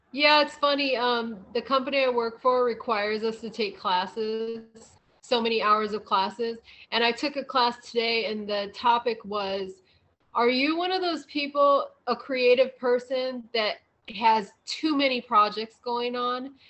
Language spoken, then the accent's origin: English; Midwest, United States; moved away; coming from the Midwest, I have a lot of family back there